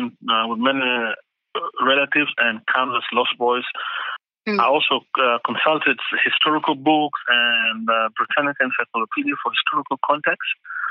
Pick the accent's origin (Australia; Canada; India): Australia; Adelaide, South Australia; now in Western Australia, Australia; the Crows and Port Adelaide from my hometown